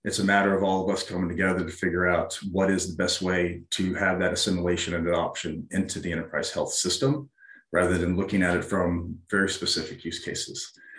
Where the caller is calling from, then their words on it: Fort Collins, Colorado, United States; I'm joining from Fort Collins, Colorado.